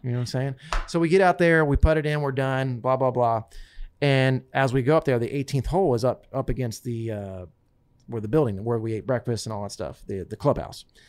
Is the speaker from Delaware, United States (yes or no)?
yes; Smyrna, Delaware, United States; I grew up in Smyrna, Delaware, on a potato farm.